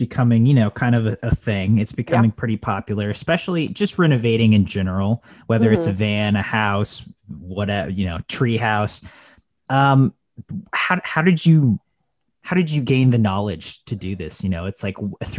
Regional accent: Columbia, Missouri, United States; I'm from Columbia, Missouri.

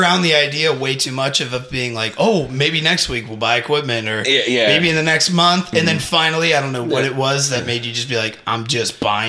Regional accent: Cincinnati, Ohio, United States; born and raised on the West Side. I will most likely live here until I die.

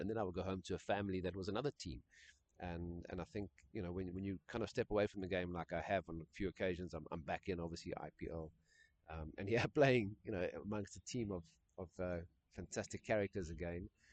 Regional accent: South Africa; my white upbringing in South Africa

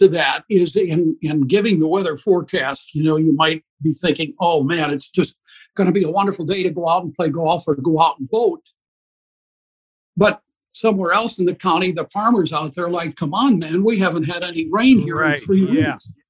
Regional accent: Beloit, Wisconsin, United States; That was my hometown, yes. Grew up, both the boys were born in Beloit.

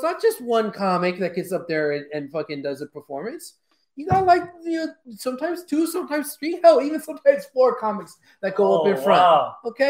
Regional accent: Houston, Texas, United States; I'm from Houston

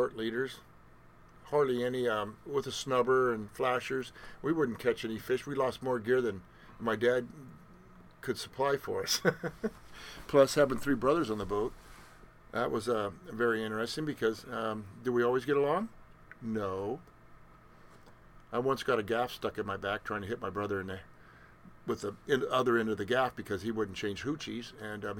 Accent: McMinnville, Oregon, United States; I was born in 1955 in McMinnville, Oregon

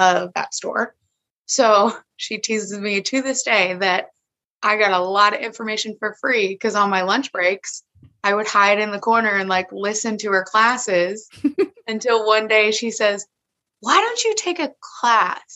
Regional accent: Georgia, United States; I am born and raised in Georgia

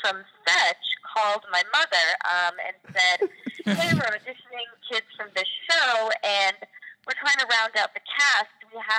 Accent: Massachusetts, United States; I grew up right outside Boston, and I always grew up doing theater.

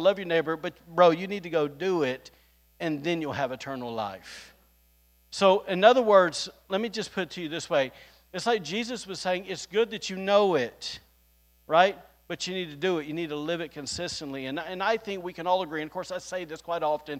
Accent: the South, United States; now in Rockport, Maine, United States; I'm just from the South here

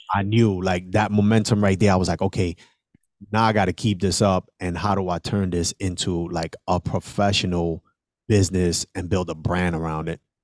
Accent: New York City, New York, United States; I am originally from the South Bronx. I was born and raised on a one hundred fifty-sixth Street

